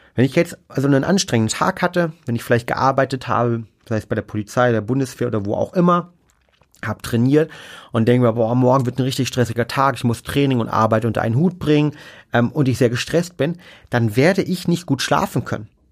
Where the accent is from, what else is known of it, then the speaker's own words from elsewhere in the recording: Germany; bei uns in Deutschland